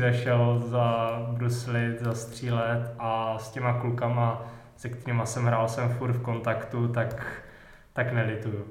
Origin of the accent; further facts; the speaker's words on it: Vysočina Region, Czechia; já jsem z Vysočiny